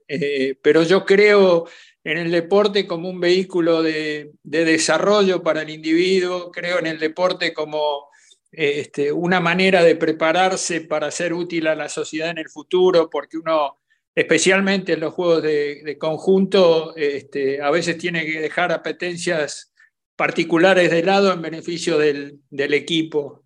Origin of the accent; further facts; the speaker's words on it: Buenos Aires, Argentina; como buen argentino soy muy futbolero